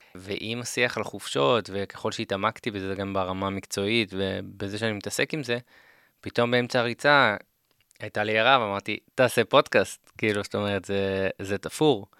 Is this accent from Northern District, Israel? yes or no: yes; Karmiel, Northern District, Israel; moved away as an adult; now in Central Israel; אני מכרמיאל במקור